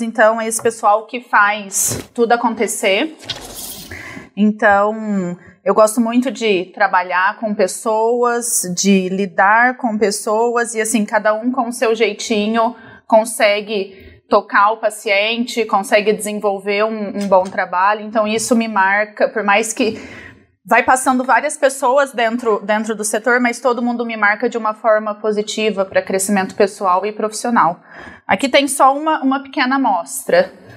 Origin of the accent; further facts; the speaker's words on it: Barretos, São Paulo, Brazil; eu nasci aqui em Barretos uhum. e passei a infância toda